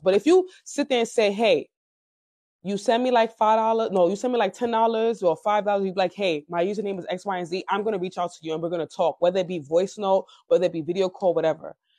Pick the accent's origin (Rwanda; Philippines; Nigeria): Nigeria; I'm African. I'm Nigerian